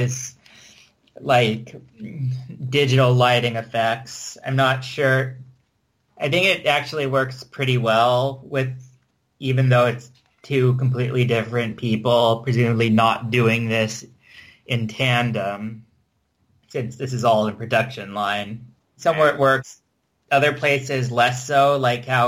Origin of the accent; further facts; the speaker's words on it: United States; I'm American